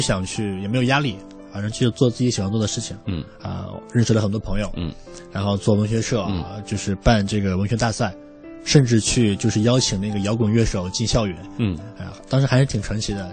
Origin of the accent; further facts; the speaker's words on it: Shandong, China; 我是山东人嘛。嗯。 然后从小耳濡目染这种所谓的糙汉气质